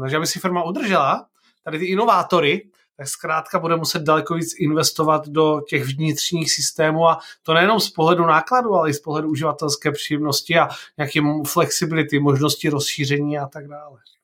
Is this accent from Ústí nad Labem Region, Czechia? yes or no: no; Olomouc, Olomouc Region, Czechia; já jsem z Olomouce